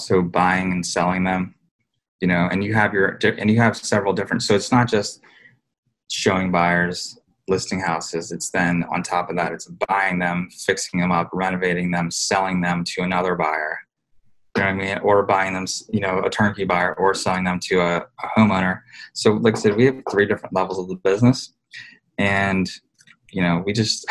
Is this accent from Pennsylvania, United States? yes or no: yes; Pennsylvania, United States; born or raised there; now in Harrisburg, United States